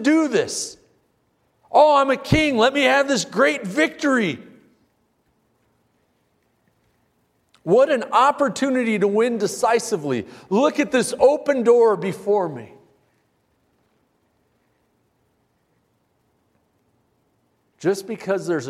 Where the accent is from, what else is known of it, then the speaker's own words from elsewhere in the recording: United States; I'm an American.